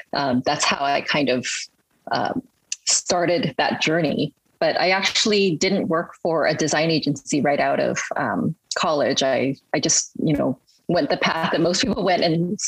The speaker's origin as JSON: {"language": "English", "region": "Hawaii", "country": "United States", "tie": "born or raised there", "also_born_or_lived": "Hong Kong / Berkeley, California", "said": "I really actually grew up in Hawaii"}